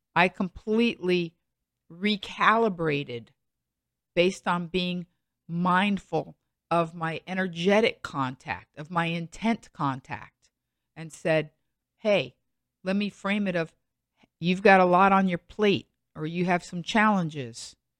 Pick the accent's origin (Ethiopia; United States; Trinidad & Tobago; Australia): United States; also born or lived in Los Angeles; as an American who's lived twenty years in Los Angeles